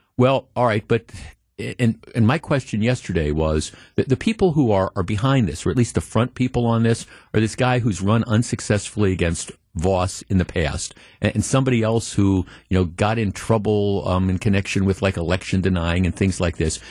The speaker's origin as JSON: {"language": "English", "town": "Milwaukee", "region": "Wisconsin", "country": "United States", "tie": "born or raised there", "said": "as a kid growing up on the North Shore"}